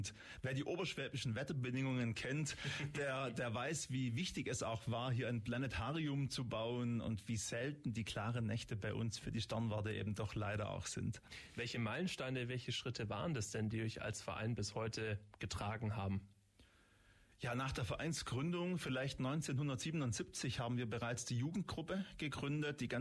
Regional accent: Baden-Württemberg, Germany; Familie, meiner Frau und meinen beiden Kindern etwas außerhalb in Munderkingen. Also auf jeden Fall auch ein Kind der Region sozusagen.

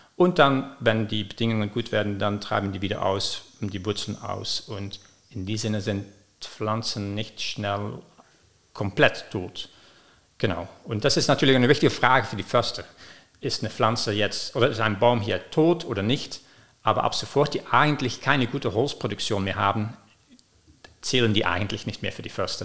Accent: Belgium; moved away as an adult; also born or lived in London, United Kingdom; now in Ulm, Germany; ich komme aus Belgien. Ich habe da studiert

